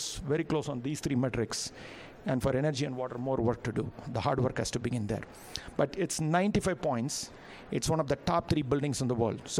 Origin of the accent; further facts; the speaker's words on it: India; as an Indian